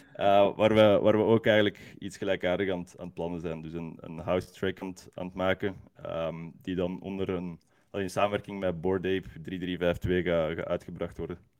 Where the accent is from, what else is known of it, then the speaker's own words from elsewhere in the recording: Leuven, Flanders, Belgium; als Leuvenaar